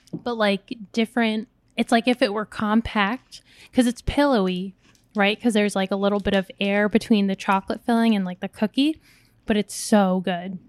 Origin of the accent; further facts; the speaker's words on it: United States; I was born in America, but when I would go visit the Philippines, 'cause most of my family's still there